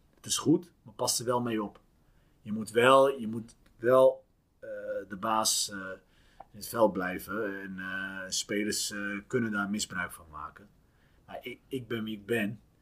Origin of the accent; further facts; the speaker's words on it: Utrecht, Netherlands; ik ben opgegroeid in Lombok